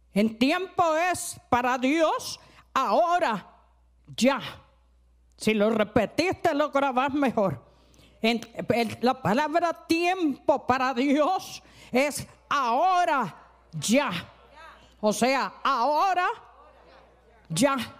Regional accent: Cali, Valle del Cauca, Colombia; yo no soy costeña, soy caleña

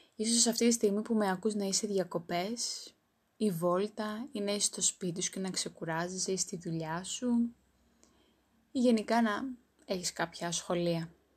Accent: Greece; Είμαι υπερήφανη που είμαι Ελληνίδα

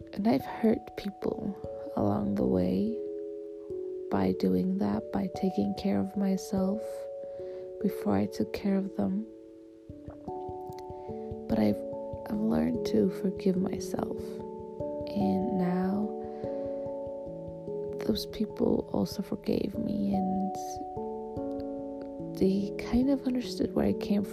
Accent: Switzerland; I'm from Switzerland.

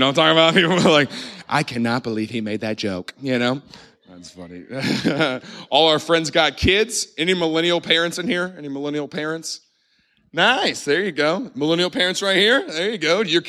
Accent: Southern United States, United States; I grew up in the Bible Belt. We didn't say it, right? We don't do Halloween.

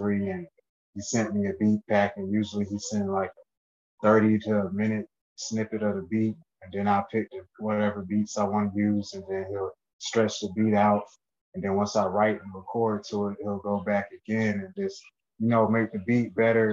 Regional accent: Chapel Hill, North Carolina, United States; moved away as an adult; now in Rochester, United States; I was born in Rochester, New York. I grew up in Chapel Hill, North Carolina

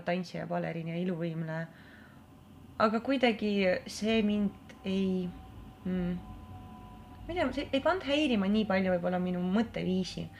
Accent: Narva, Ida-Viru County, Estonia; Estonian is a second language; moved away as an adult; now in Tallinn, Estonia; ma olen äh, Narvast põhimõtteliselt

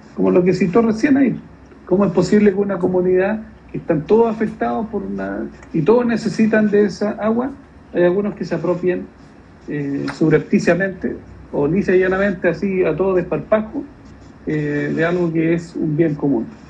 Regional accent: Santiago, Santiago Metropolitan Region, Chile; El barrio Estación Central, que fue donde yo paseaba cuando niño, yo vivía en la Villa Portales

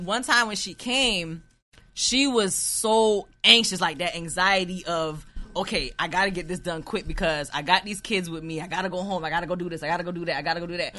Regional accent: United States; I was born in America, but my mother's Jamaican, my father's Guyanese

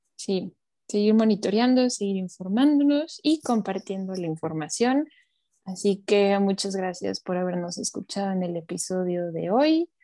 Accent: Mexico; como mexicanos

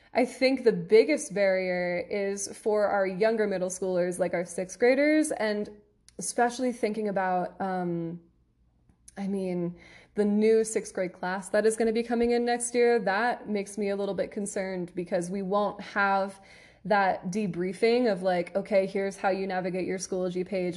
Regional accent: near Philadelphia, Pennsylvania, United States; in Philadelphia, which is where, near where I'm from

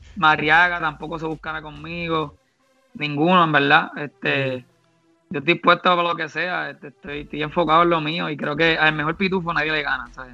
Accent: Barranquitas, Puerto Rico; born or raised there

